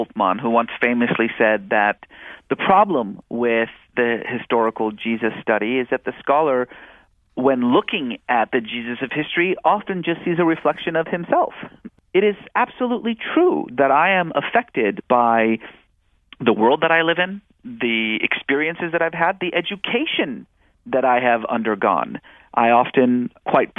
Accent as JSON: {"language": "English", "region": "California", "country": "United States", "tie": "born or raised there", "also_born_or_lived": "Iran", "said": "I was born in Iran and lived there until 1979 when the Iranian Revolution forced us from our home and we settled in the United States. And growing up in California in the 1980s"}